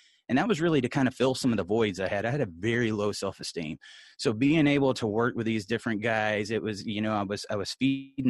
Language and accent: English; Columbus, Georgia, United States; I'm a Georgia boy. I'm from Columbus, Georgia. I grew up the son of a pastor.